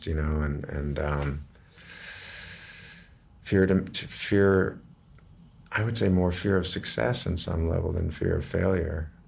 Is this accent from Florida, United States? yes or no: no; Massachusetts, United States; also born or lived in Brooklyn Heights, New York; Then we moved to Massachusetts